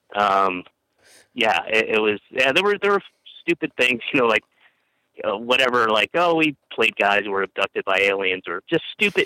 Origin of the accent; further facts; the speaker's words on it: Roswell, Georgia, United States; also born or lived in Atlanta; I moved from Roswell closer into the city when I was uh, 15, and uh, went to the School of the Arts there